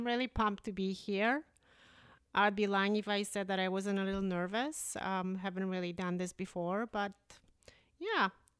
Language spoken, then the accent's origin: English; Prince Rupert, British Columbia, Canada; now in Steveston, Canada; it's like a nicer Prince Rupert. I grew up in Prince Rupert. I have a lot of affection for the town, but it is extremely rainy.